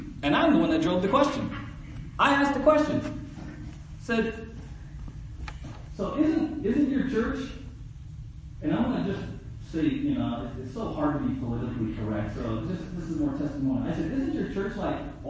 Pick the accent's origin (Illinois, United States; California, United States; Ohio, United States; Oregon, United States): California, United States; San Diego; now in Ojai, United States; my story of growing up in South San Diego